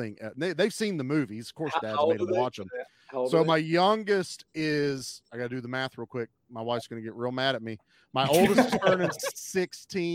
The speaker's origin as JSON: {"language": "English", "region": "Virginia", "country": "United States", "said": "I'm on the other end of Virginia"}